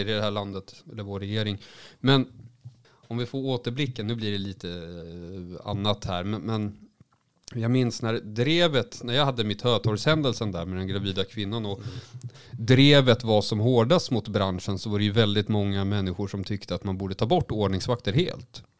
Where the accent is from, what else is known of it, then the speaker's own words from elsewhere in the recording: Västervik, Kalmar County, Sweden; moved away; när jag var liten i Västervik